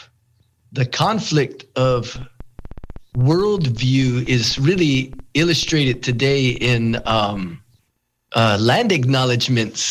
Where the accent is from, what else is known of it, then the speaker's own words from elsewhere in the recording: United States; also born or lived in Santa Clara Pueblo, New Mexico / Shungopavi, Arizona; I'm from the Hopi village of Sungopavi, the Tewa village of Kapo'owinke, a.k.a. Santa Clara Pueblo.